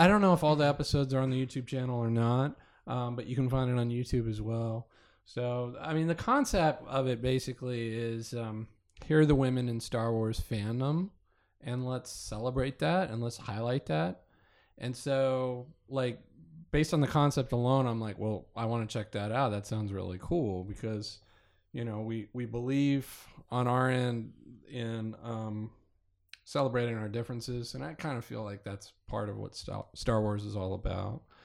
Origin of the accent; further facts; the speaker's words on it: Kansas, United States; moved away; I grew up in Kansas